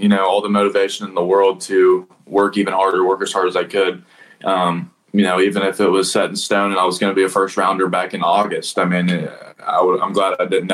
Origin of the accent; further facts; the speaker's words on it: Nashville, Tennessee, United States; I kind of played locally around here in Nashville